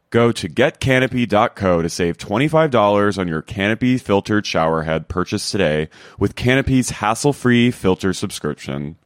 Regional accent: East Coast, New Jersey, United States; growing up in the East Coast

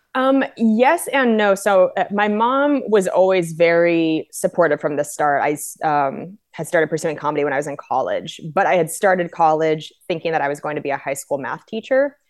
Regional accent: Spokane, Washington, United States; also born or lived in Cheney, Washington / Los Angeles; now in Minneapolis, United States; I was born and raised in Spokane, uh, but then in fourth grade, I moved out to Cheney.

